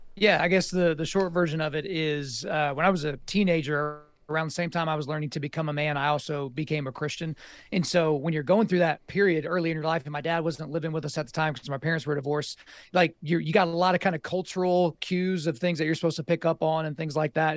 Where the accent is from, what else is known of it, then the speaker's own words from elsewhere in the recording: Oklahoma, United States; I grew up in Oklahoma